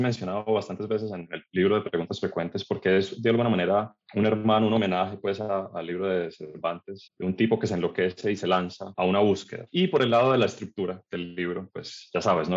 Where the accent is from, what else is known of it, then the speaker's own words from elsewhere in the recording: Cali, Valle del Cauca, Colombia; moved away as an adult; also born or lived in Caracas, Venezuela; now in Medellín, Colombia; crecí en Cali, estudié en el colegio